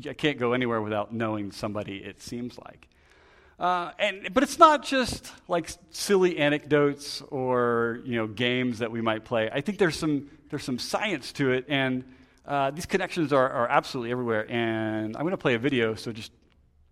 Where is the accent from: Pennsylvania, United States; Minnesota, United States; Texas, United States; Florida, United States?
Pennsylvania, United States; Lancaster; moved away; I'm from Lancaster